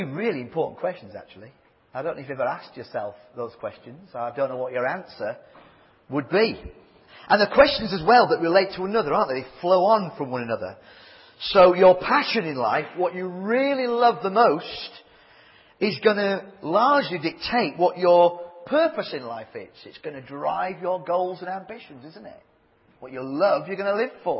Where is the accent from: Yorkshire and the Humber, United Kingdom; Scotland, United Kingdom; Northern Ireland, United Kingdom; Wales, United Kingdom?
Yorkshire and the Humber, United Kingdom; Leeds; I do come from Leeds. But I'm also a Yorkshireman